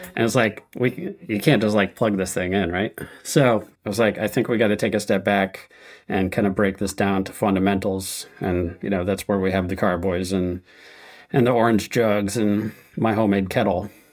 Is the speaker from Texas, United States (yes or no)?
no; Connecticut, United States; moved away as an adult; I grew up in Connecticut